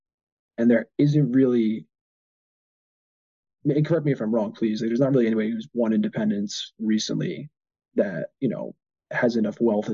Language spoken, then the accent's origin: English; United States; I'm American